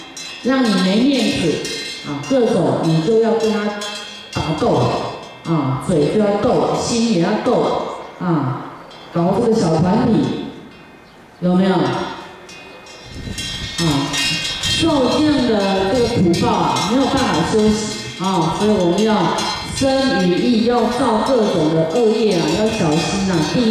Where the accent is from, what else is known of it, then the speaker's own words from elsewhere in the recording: Harbin, Heilongjiang, China; 尤其。尤其我们哈尔滨人非常谁都不让谁了哈，都是厉害的角色。